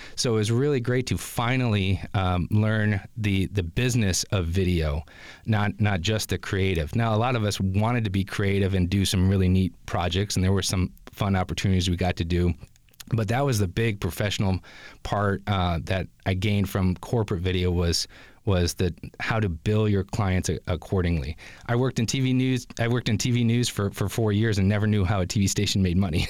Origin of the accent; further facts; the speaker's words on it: Grand Rapids, Michigan, United States; moved away; as a Grand Rapids native